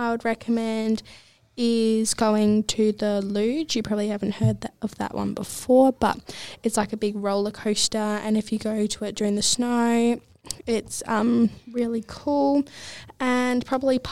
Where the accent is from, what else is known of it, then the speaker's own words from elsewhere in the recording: Australia; I am Australian and I'm a bit English as well.